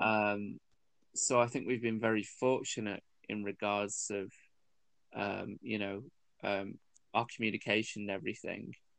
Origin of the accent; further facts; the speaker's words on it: United Kingdom; I was born here. Mum was born here